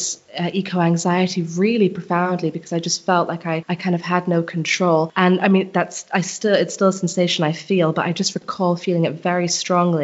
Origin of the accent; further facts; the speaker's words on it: Barbados; moved away; I come from Barbados in the Caribbean, and I haven't lived there for a long time